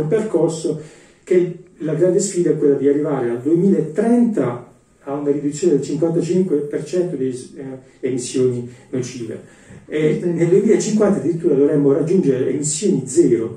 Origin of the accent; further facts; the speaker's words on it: Ostuni, Apulia, Italy; moved away as an adult; ho sentito il legame con la mia terra, con la mia città